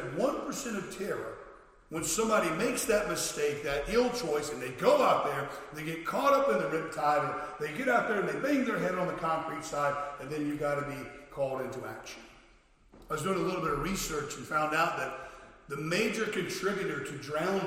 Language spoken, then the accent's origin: English; Florida, United States; I was a lifeguard when I was a teenager growing up in Florida